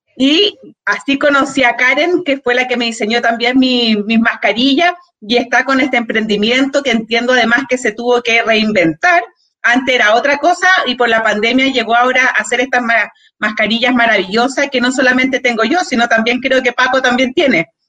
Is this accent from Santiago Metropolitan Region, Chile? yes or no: yes; Santiago, Santiago Metropolitan Region, Chile; yo también soy de acá de Peñalolén